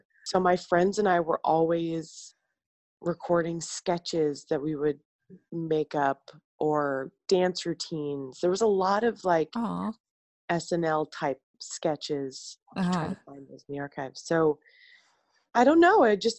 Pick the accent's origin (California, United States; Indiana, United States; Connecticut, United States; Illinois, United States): Indiana, United States; Columbus; I'm from Columbus, Indiana.